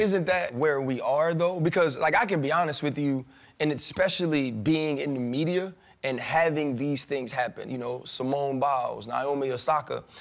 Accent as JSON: {"language": "English", "town": "New Orleans", "region": "Louisiana", "country": "United States", "tie": "born or raised there", "said": "I grew up in the South. I'm from New Orleans, Southern Baptist"}